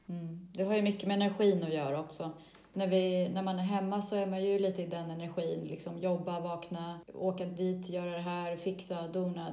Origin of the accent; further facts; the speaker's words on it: Stockholm, Stockholm County, Sweden; moved away as an adult; now in Greece; jag inte kände att jag levde 100% lyckligt och fullt hemma i Sverige, i Stockholm